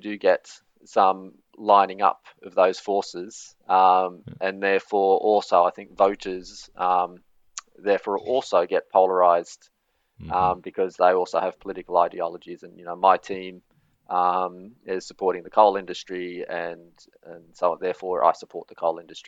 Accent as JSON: {"language": "English", "country": "Australia", "moved": "yes", "lives_now": "Norway", "said": "I'm from Australia"}